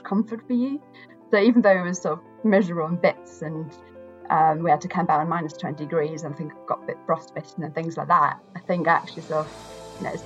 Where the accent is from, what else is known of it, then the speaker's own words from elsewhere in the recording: Austria; moved away as an adult; also born or lived in Edinburgh, Scotland; I'm from Austria, so I grew up, you know, right by the mountains